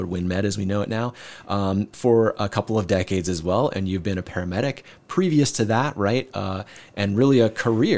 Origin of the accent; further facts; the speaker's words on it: Decorah, Iowa, United States; as a kid growing up in Decorah